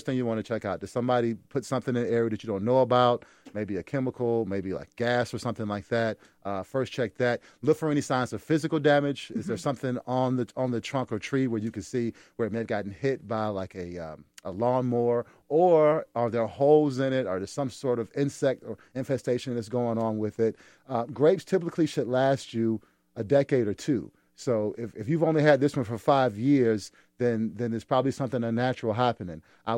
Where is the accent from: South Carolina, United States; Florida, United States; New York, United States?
South Carolina, United States; I'm from South Carolina